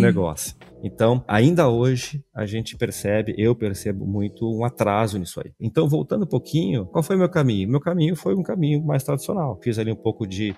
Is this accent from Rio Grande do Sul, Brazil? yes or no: yes; Porto Alegre, Rio Grande do Sul, Brazil; Sou gaúcho, natural aqui de Porto Alegre